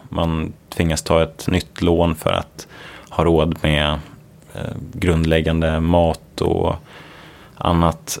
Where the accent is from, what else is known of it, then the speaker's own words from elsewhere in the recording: Uppsala, Uppsala County, Sweden; moved away as an adult; also born or lived in Gothenburg / Stanford, United States; Så jag är uppvuxen i Uppsala, trivdes väldigt bra där